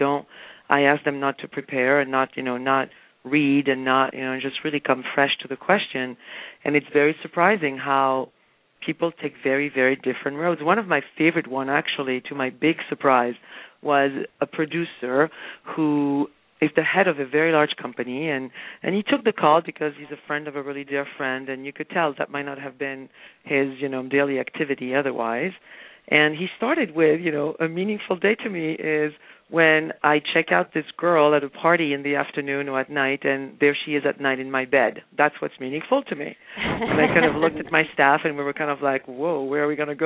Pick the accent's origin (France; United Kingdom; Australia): France; moved away; also born or lived in Spain; I happened to have been raised in France, and as you mentioned, and I was raised in Spain